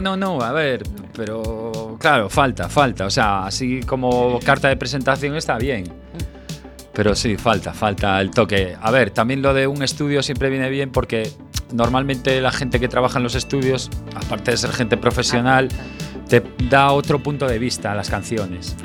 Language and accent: Spanish; A Coruña, Galicia, Spain; also born or lived in Granada; yo soy de Coruña